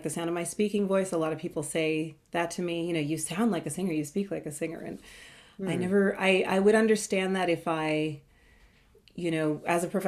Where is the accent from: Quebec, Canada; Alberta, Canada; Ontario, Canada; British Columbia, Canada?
Ontario, Canada; Toronto; I'm from Toronto, Ontario, Canada